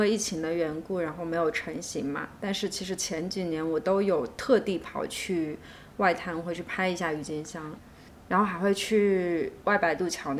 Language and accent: Chinese; China; moved away as an adult; now in Shanghai, China; 我家乡就在上海不远的地方嘛，然后其次是我又来上海工作了好几年，也在这里生活过好几次